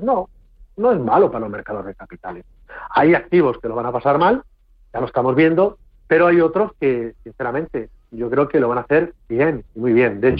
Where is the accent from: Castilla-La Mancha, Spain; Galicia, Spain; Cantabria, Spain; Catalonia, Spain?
Castilla-La Mancha, Spain; el día de hoy de los, nuestro de los castellanos manchegos